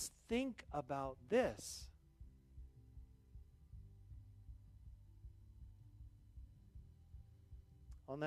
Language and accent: English; Southern Arizona, United States; now in South Dakota, United States; I grew up on Mars, or also known as Southern Arizona